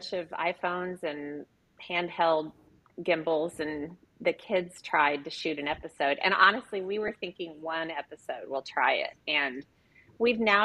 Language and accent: English; Oklahoma, United States; also born or lived in Los Angeles; I grew up in Oklahoma